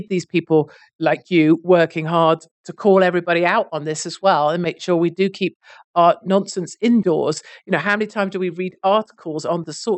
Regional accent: United Kingdom; And I'm a Brit.

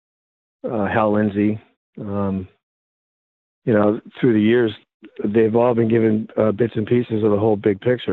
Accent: United States; I'm an American, and I was raised an American

